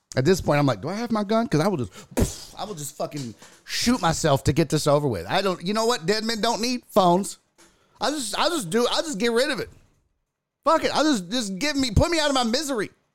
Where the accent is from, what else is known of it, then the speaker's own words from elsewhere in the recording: Texas, United States; I'm from Texas